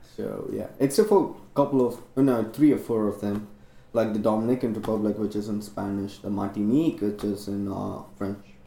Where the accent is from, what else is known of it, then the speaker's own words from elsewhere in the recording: India; English is a second language; moved away as an adult; now in Chicago, United States; I'm Indian